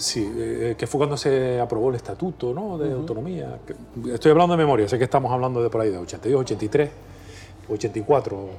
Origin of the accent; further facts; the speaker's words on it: Canary Islands, Spain; le cantamos a nuestra manera de hablar y a nuestra manera de escribir en las Islas Canarias